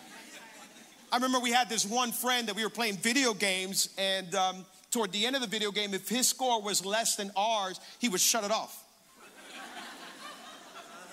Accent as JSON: {"language": "English", "town": "Hialeah", "region": "Florida", "country": "United States", "tie": "born or raised there", "also_born_or_lived": "Cutler Ridge, Florida", "said": "I'm originally born and raised in Hialeah"}